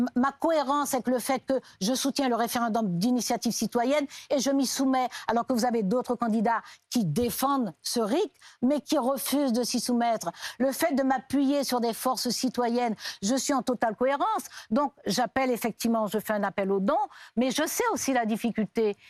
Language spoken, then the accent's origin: French; French Guiana; moved away as an adult; Je suis née, j'ai grandi en Guyane